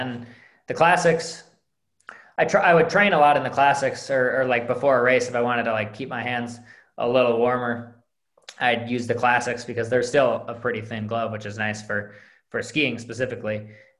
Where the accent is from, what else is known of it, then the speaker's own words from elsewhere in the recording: Midwest, United States; One of the benefits of growing up in the Midwest is that the Berkey is always out there for you.